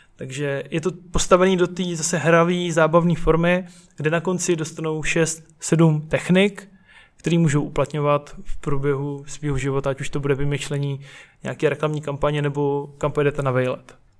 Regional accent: Brno, South Moravian Region, Czechia; jinak su, su z Brna

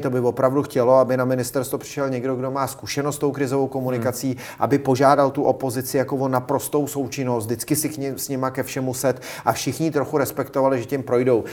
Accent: Czechia

